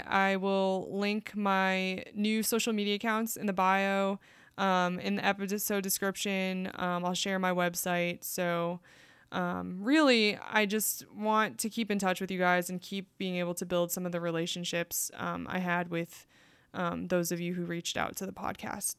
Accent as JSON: {"language": "English", "country": "United States", "also_born_or_lived": "South Korea", "said": "my experience of being Korean American"}